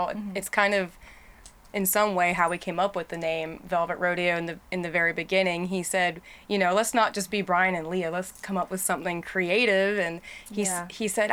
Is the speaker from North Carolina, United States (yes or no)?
yes; Swansboro, North Carolina, United States; moved away as an adult; now in Nashville, United States; my hometown is Swansboro, North Carolina. So I've been there most of my whole life